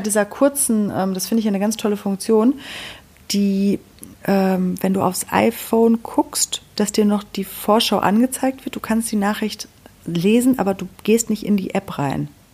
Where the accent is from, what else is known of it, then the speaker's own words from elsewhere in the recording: Sauerland, North Rhine-Westphalia, Germany; bei uns im Sauerland